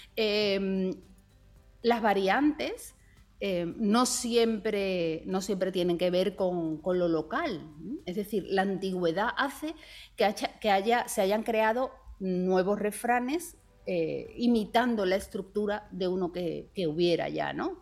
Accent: Spain

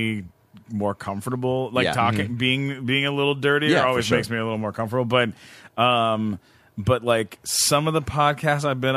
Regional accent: London, Ontario, Canada; London, Ontario, Canada

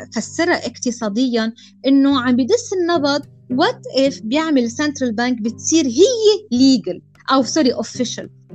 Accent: Lebanon; نحن يمكن كلبنانيه او اللي عايش بلبنان

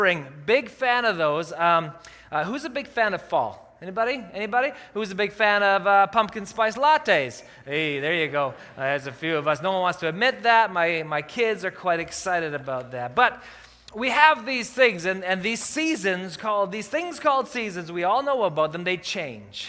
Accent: Calgary, Alberta, Canada; now in Kelowna, Canada; I grew up in Calgary.

